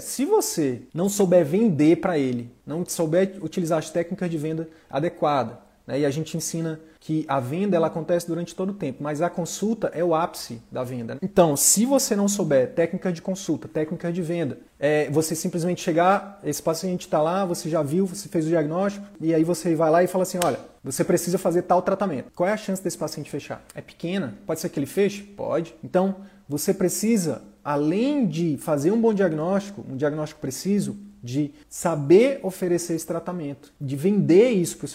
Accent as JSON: {"language": "Portuguese", "region": "Northeast Region", "country": "Brazil", "said": "Tenho uma, uma pegada mais humorística, sou nordestino e tal."}